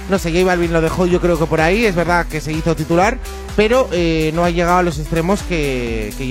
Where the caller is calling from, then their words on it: Malaga, Andalusia, Spain; efectivamente os escucho todas las mañanas desde aquí, desde Málaga.